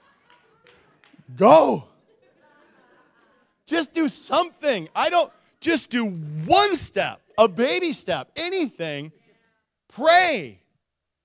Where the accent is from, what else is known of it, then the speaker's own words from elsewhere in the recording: Nikiski, Alaska, United States; I grew up in Nikiski